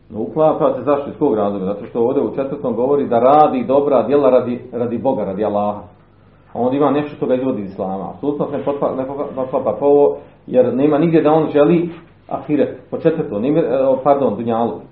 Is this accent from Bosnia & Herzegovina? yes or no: yes; Bosnia & Herzegovina; kod nas u Bosni